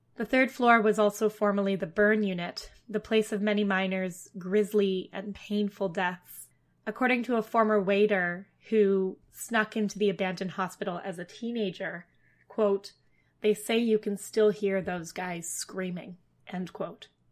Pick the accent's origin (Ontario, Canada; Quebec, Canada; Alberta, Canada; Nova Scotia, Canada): Ontario, Canada; Ottawa; moved away; I'm from Ottawa, the capital of Canada